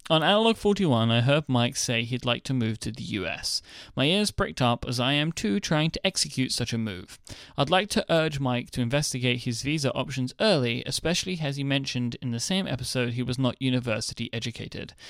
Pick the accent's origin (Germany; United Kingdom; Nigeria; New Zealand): United Kingdom; I am delightfully British